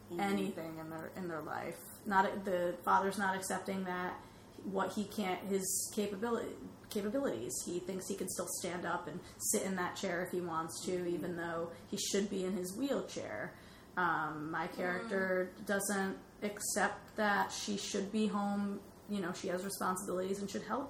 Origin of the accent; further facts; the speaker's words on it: Orange, Connecticut, United States; my hometown on Monday in Orange, Connecticut